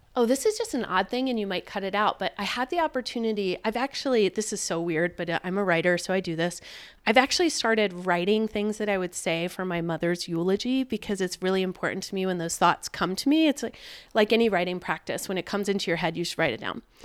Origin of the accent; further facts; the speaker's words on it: Richmond, Virginia, United States; now in Montana, United States; I grew up in Richmond, Virginia